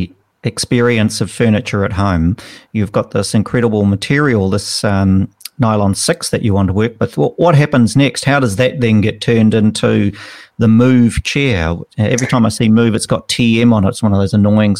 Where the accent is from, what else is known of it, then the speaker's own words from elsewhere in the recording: Upper Hutt, Wellington, New Zealand; from my hometown, from Upper Hutt